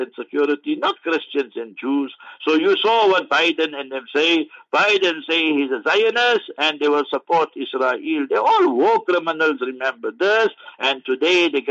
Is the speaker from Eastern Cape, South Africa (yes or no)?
no; Heidelberg, Gauteng, South Africa; Heidelberg, my hometown